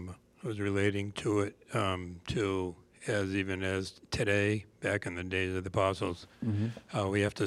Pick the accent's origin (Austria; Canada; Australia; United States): United States; Massachusetts; now in Maine, United States; That's where I was brought up, in Massachusetts.